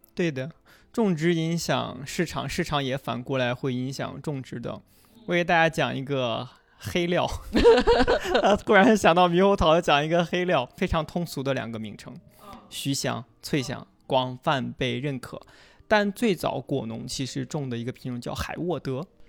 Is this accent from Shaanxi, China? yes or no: yes; Xi'an, Shaanxi, China; 我讲我们临潼故事，我是个临潼人。我们临潼当地有一个，呃，骊山乳品厂。就是当地一个很小的乳品厂。我是喝着这个奶长大的